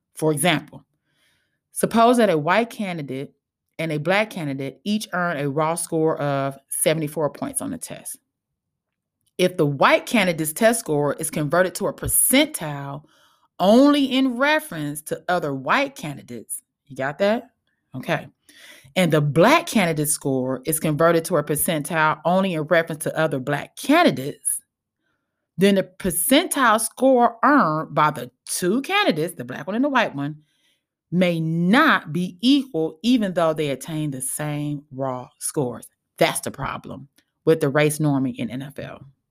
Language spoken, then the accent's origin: English; Los Angeles, California, United States; I'm from South Central Los Angeles